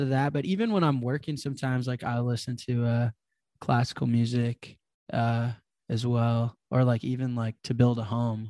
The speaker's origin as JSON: {"language": "English", "town": "Chicago", "region": "Illinois", "country": "United States", "tie": "born or raised there", "said": "I grew up in Chicago, there's, like, this drill scene"}